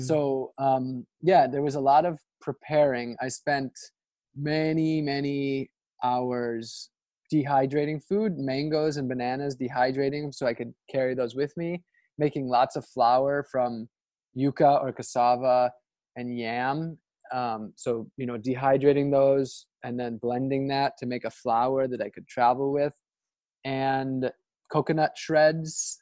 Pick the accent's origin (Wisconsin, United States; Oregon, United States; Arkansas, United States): Wisconsin, United States; Ashland; now in Florida, United States; my hometown of ashland wisconsin